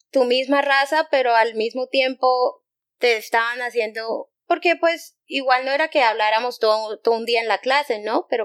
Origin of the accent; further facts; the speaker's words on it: Bogotá, Colombia; Pues yo soy de Bogotá, pero tengo de otro lado, mi mamá es de Bucaramanga, que es una ciudad